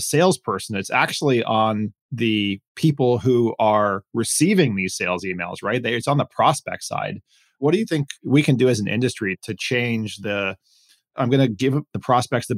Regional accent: Miami, Florida, United States; I grew up in Miami, went to an integrated high school

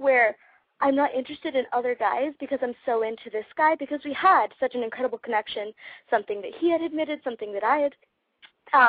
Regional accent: Las Vegas, Nevada, United States; I'm from Las Vegas, Nevada, so that's where this call is

